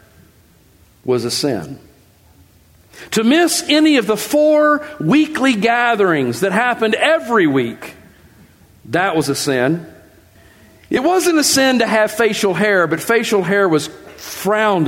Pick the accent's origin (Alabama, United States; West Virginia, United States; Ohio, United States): West Virginia, United States; I grew up in West Virginia in a religious movement